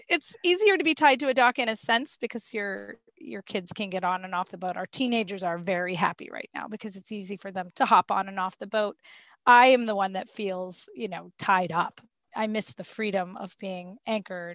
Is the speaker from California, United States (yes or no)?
no; Southwest Florida, United States; My husband and I grew up in Southwest Florida